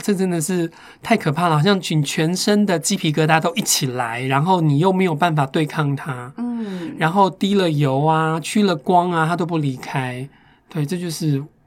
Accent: Taipei Basin, Taiwan; also born or lived in Chianan Plain, Taiwan; 我虽然出生在迦南平原， 但我大部分的时候都在台北盆地长大

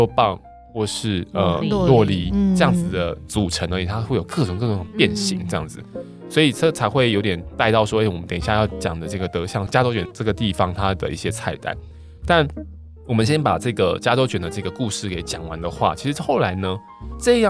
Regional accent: Taiwan; 像我们台湾这边，尤其台北这边开了很多那种寿司店嘛

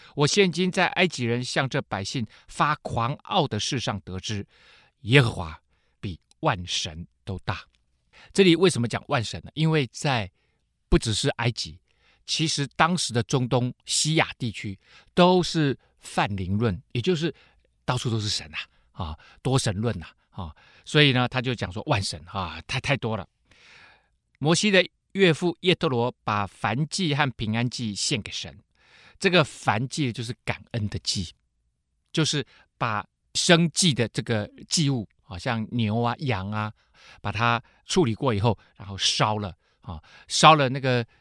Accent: Taiwan; 我们台湾人

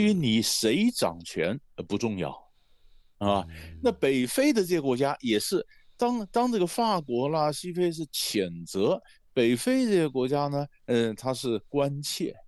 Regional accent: Taiwan; 我们台湾人对非洲关心的好像比较少

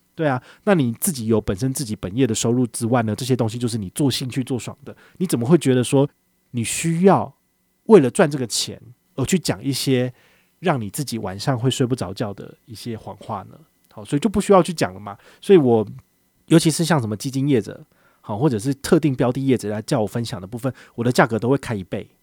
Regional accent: Taiwan; 我们台湾人

